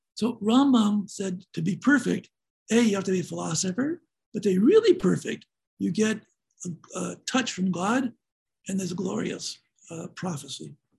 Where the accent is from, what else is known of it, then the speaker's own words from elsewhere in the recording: Seattle, Washington, United States; I grew up in Seattle, Washington, and I attended Franklin High School.